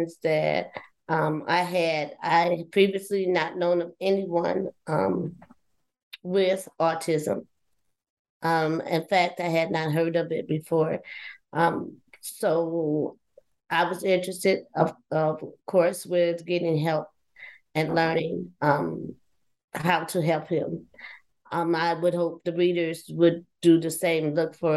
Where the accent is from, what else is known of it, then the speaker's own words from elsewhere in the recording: Milwaukee, Wisconsin, United States; I grew up in Milwaukee, Wisconsin, have lived here all of my life